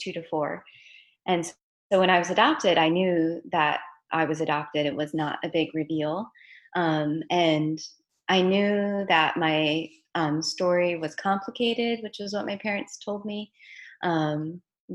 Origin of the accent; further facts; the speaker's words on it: Los Angeles, California, United States; I was born in the San Fernando Valley in Los Angeles